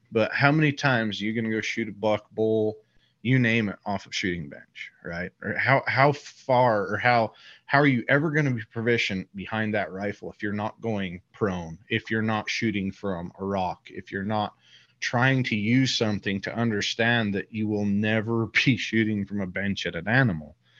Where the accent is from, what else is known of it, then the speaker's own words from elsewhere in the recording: Utah, United States; so I live here in Utah. I grew up in Utah